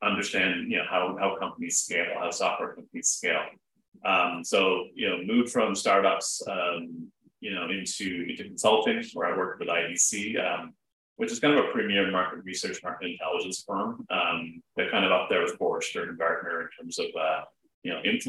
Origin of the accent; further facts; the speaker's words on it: Toronto, Ontario, Canada; moved away as an adult; also born or lived in United States; I'm a Canadian, based out of Toronto. Born, raised here, but spent a bunch of time in the States